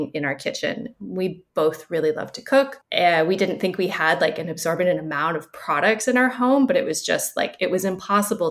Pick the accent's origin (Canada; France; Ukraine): Canada; now in Montreal, Canada; I am Canadian, based in Montreal